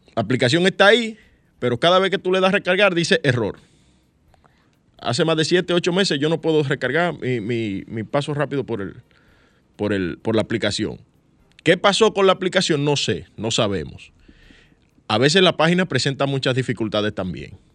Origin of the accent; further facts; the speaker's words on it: San Cristóbal, Dominican Republic; yo soy de San Cristóbal.